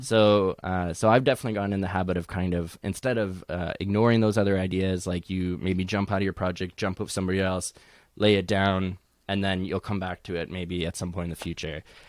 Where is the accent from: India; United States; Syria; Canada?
Canada; Edmonton, Alberta; now in Toronto, Canada; even though I'm, I'm based in Toronto, I, I am originally from Edmonton.